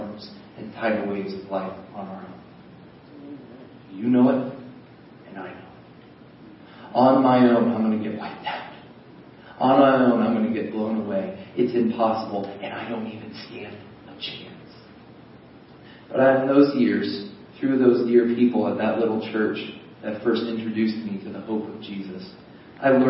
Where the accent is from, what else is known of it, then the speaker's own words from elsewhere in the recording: United States; I'm an American.